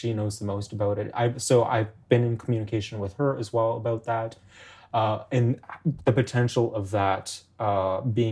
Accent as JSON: {"language": "English", "town": "Toronto", "region": "Ontario", "country": "Canada", "tie": "born or raised there", "said": "I'm from Toronto. I grew up in Toronto"}